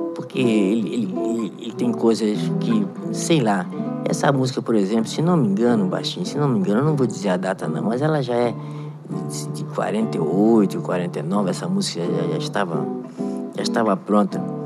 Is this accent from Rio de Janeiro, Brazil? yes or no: yes; Rio de Janeiro, Brazil; also born or lived in Varre-Sai, Rio de Janeiro; Eu morei em São Cristóvão, fui criado em São Cristóvão